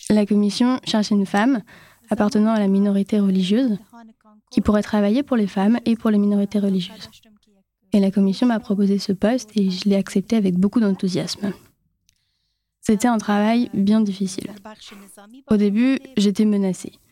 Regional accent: Afghanistan; French is a second language; je suis afghane. Je viens d'Afghanistan.

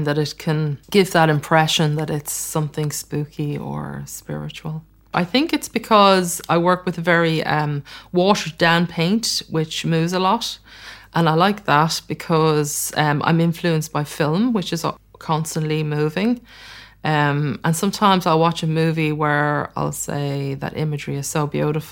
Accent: Ireland; I grew up in Ireland

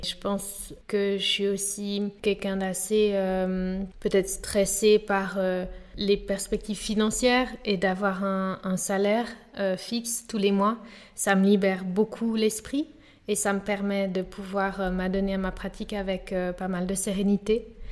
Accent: Geneva, Switzerland; j'ai grandi à Genève.

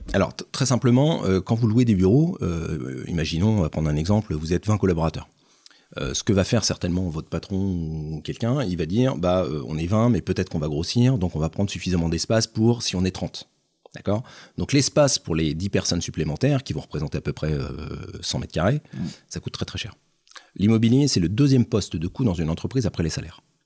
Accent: Nantes, Pays de la Loire, France; je suis un Nantais, alors 50 ans, j'ai juste avant 50 ans. Euh, Nantais, pur Nantais

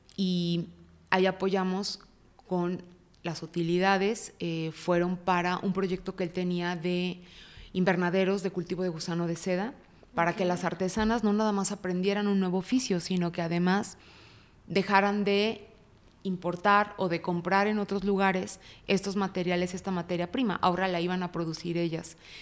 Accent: Guadalajara, Jalisco, Mexico; Nací en Guadalajara. Eh, fui la primera hija y fui la primera nieta de dos familias muy amorosas. Entonces tuve una infancia

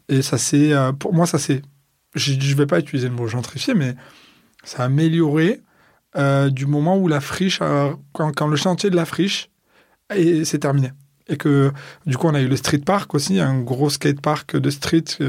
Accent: Marseille, Provence-Alpes-Côte d'Azur, France; je suis né à Marseille. Je n'ai pas beaucoup bougé de Marseille

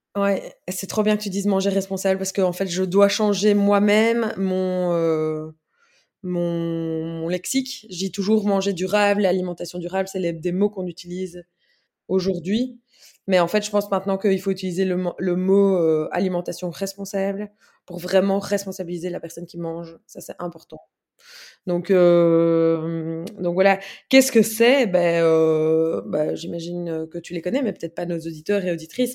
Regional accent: Brussels, Brussels-Capital Region, Belgium; je suis bruxelloise

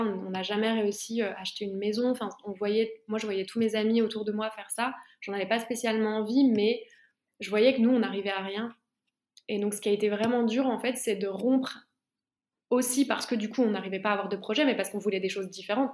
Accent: Besançon, Bourgogne-Franche-Comté, France; moved away as an adult; ma ville natale à Besançon

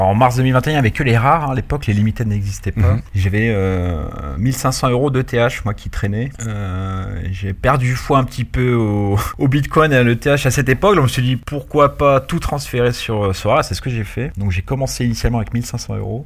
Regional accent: Paris, Île-de-France, France; also born or lived in Orléans / Lyon; now in Issy-les-Moulineaux, France; je suis originaire de Paris.

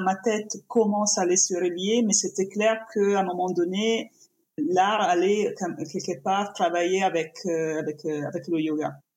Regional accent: Italy; accent: Italian; French is a second language; now in France; je suis italienne, ça s'entend de mon accent, j'imagine

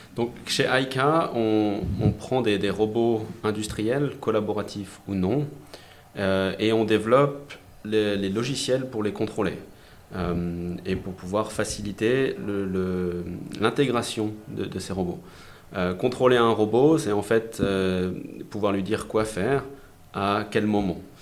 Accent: France; je suis français, j'ai fait mon lycée en France, mes études en France

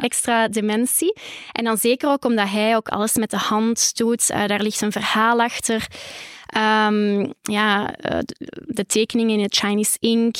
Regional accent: Holsbeek, Flanders, Belgium; de boerderij waar ik ben opgegroeid

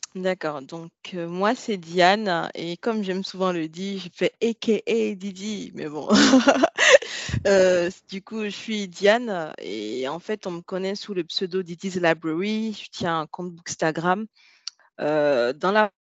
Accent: Benin; moi j'ai grandi au Bénin, c'est un pays de l'Afrique de l'Ouest

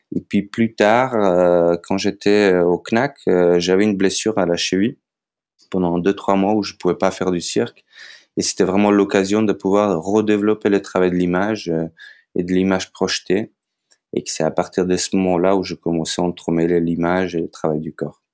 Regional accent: North Macedonia; French is a second language; moved away as an adult; also born or lived in Skopje; now in France; je viens de Macédoine

